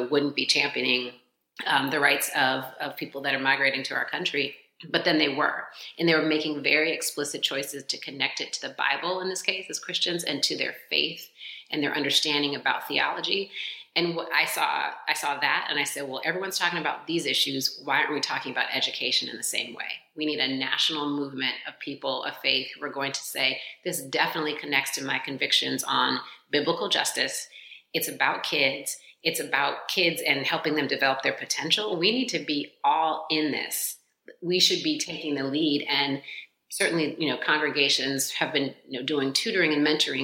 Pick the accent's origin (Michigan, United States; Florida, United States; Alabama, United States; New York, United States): Michigan, United States; Detroit; as an African-American kid growing up in Detroit